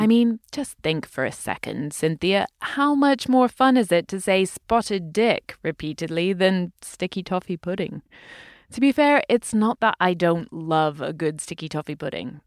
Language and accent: English; United Kingdom; I'm British